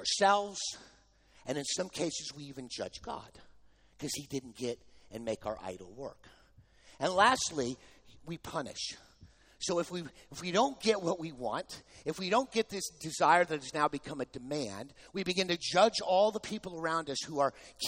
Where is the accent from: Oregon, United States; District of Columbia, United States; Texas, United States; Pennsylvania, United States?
Texas, United States; I'm from Texas